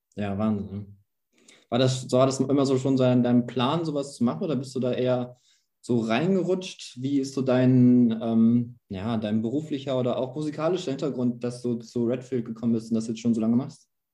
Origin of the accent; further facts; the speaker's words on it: Gütersloh, North Rhine-Westphalia, Germany; wo ich herkomme aus Gütersloh